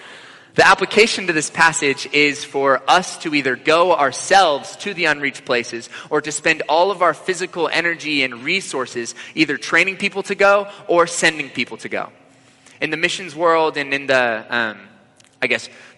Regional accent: the Bible Belt, United States; growing up in the Bible Belt

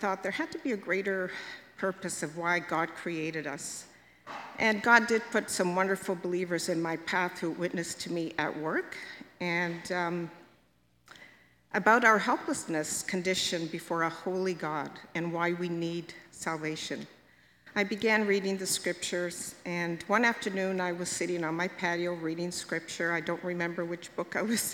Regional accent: Hamilton, Ontario, Canada; I was born in Hamilton and lived here all my life.

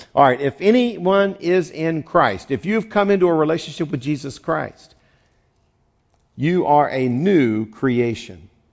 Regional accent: West Virginia, United States; now in California, United States; I grew up there. It's a whole separate nation

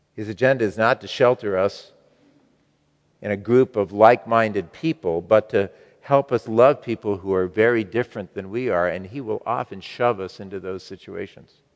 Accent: United States; as American Christians

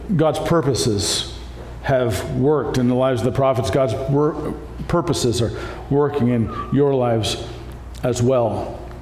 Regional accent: Canada; moved away; also born or lived in Iowa, United States; I grew up with farmers in Canada as well

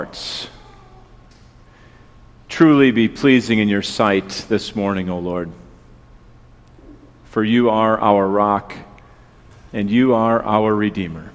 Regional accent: West Bend, Wisconsin, United States; moved away as an adult; also born or lived in Chicago area; now in Pewaukee, United States; I grew up in the West Bend area

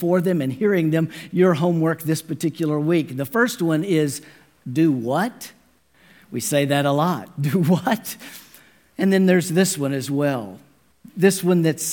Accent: Dallas, Texas, United States; I am a native Texan, born and raised in the Dallas area

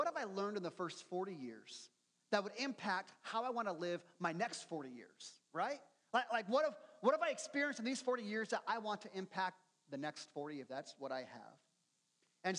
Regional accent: United States; us Americans

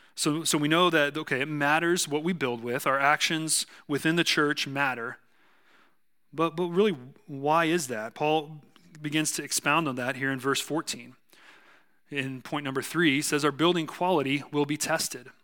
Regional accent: South Texas, United States; accent: southern; I'm from South Texas

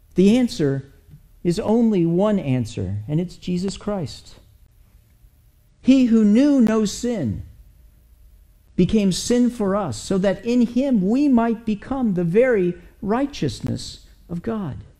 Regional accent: United States; as an American

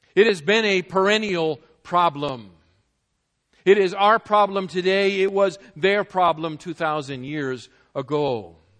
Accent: New England, United States; moved away; I was from New England

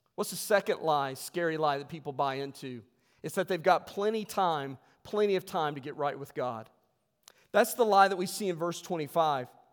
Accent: West Virginia, United States; I'm from West Virginia

